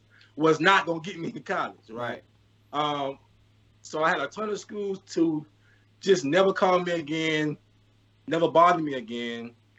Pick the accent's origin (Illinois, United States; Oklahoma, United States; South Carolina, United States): South Carolina, United States; Columbia; born or raised there